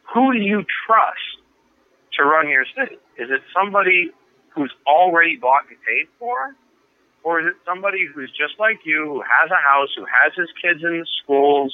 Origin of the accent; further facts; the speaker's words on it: Phoenix, Arizona, United States; moved away; also born or lived in Maryland; I was born in Phoenix